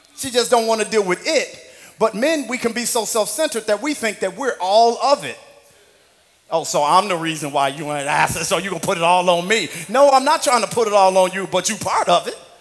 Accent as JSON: {"language": "English", "region": "Missouri", "country": "United States", "tie": "born or raised there", "moved": "yes", "said": "In the Midwest where I grew up"}